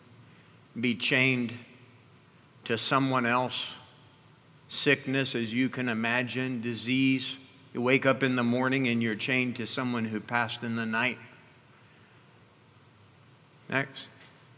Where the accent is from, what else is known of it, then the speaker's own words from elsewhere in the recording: Ghana; moved away; I was raised in Africa and in the country of Ghana